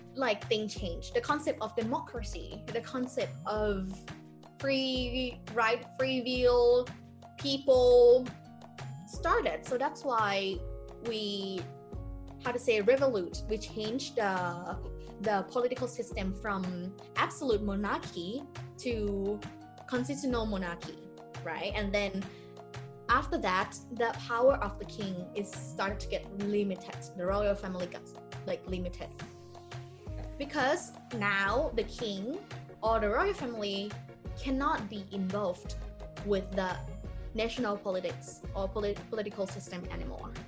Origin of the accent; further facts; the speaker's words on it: Thailand; i also go to back to my hometown to respect my parents